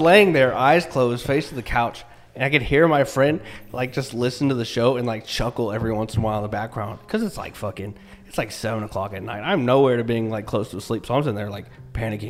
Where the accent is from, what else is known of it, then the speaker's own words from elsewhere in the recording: Kentucky, United States; moved away as an adult; I'm from Kentucky